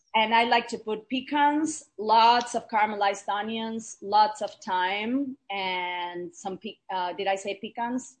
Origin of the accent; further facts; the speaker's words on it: Argentina; I was born and raised in Argentina to a very multicultural family